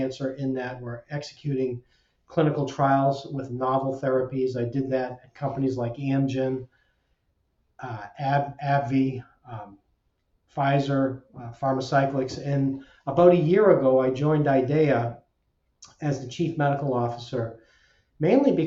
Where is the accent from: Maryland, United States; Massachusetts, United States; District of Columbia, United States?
Massachusetts, United States; Salem; So I grew up in Salem, Massachusetts.